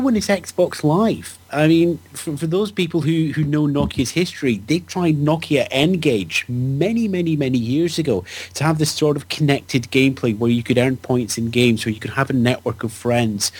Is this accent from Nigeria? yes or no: no; United Kingdom; I'm British